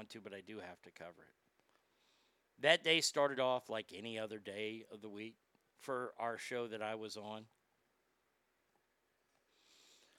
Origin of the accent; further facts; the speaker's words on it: Dallas, Texas, United States; I'm from Dallas